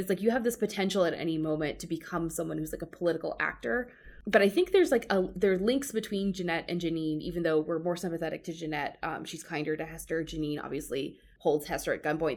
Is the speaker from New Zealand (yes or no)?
no; Georgia, United States; I grew up in the South, I grew up in Georgia